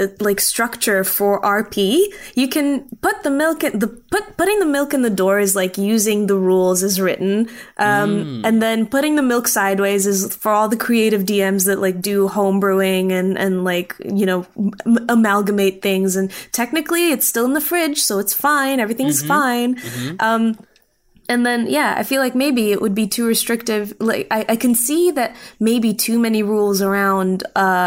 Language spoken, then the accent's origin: English; Tanzania; moved away; I grew up in Tanzania